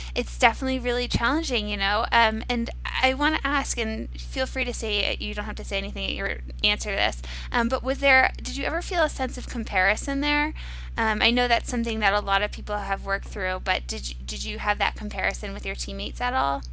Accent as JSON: {"language": "English", "area": "Cape Cod", "region": "Massachusetts", "country": "United States", "said": "I'm from Cape Cod, and over the summers I would do a bit of rowing"}